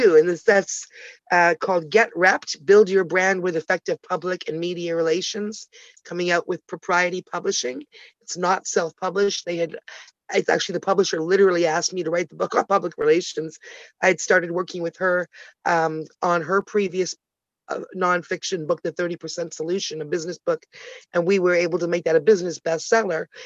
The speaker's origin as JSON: {"language": "English", "town": "Toronto", "region": "Ontario", "country": "Canada", "also_born_or_lived": "Ottawa, Canada", "said": "I'm Canadian, originally born in Ottawa, the nation's capital. Toronto girl"}